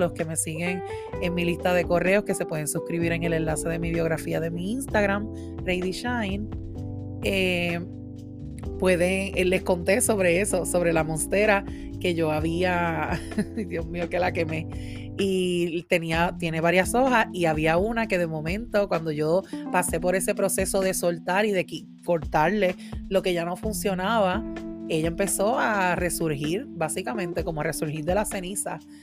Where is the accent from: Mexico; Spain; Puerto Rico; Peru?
Puerto Rico; moved away as an adult; now in Massachusetts, United States; Yo hace ya un año y medio que me mudé de Puerto Rico. Tuve que dejar, ¿verdad? Mi isla hermosa Puerto Rico